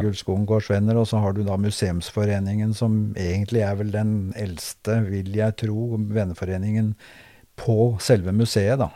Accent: Kragerø, Telemark, Norway; moved away as an adult; now in Drammen, Norway; jeg er født i Kragerø og har vokst opp i Kragerø.

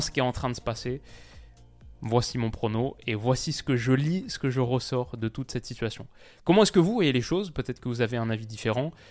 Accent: France; en tant que Français

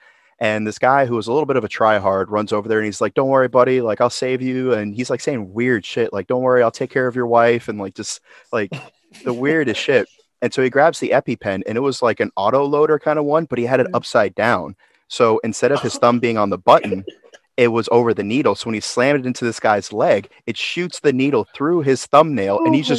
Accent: Orlando, Florida, United States; Now, I grew up in Orlando

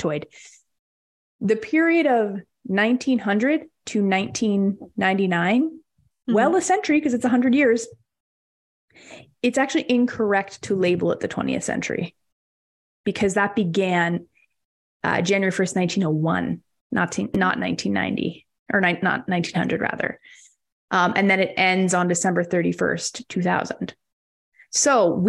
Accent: Winnipeg, Manitoba, Canada; I'm from Winnipeg

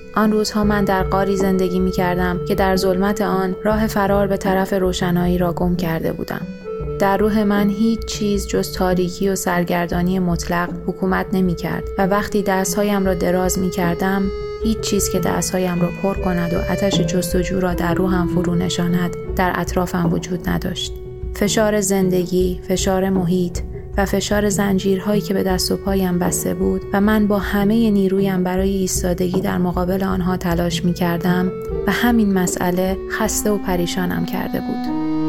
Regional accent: Iran; moved away as an adult; توی خیابونای شهرم تو ایران

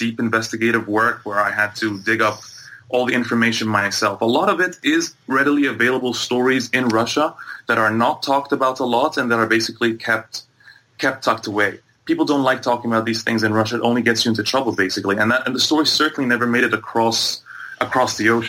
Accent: Egypt; moved away as an adult; also born or lived in Bahrain / Toronto, Canada; I grew up between Egypt and Bahrain for the first part of my life, and into my early teenage years. Then I moved back to Egypt, and then by the time I was coming to go to university, I moved to Canada

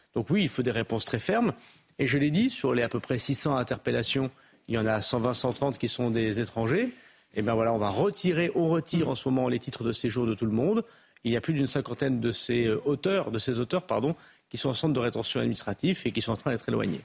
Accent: Roubaix, Hauts-de-France, France; je suis du Nord. Voilà, je suis de Tourcoing-Roubaix

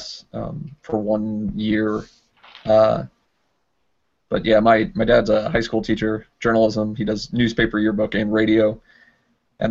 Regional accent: Missouri, United States; I'm from Missouri

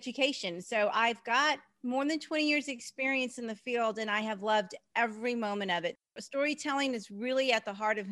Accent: Texas, United States; also born or lived in Kansas; I'm from Texas.

